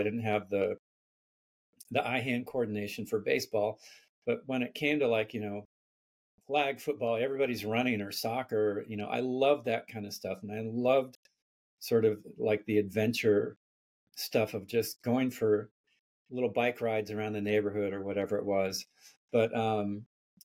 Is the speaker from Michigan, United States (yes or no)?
no; Palo Alto, California, United States; born or raised there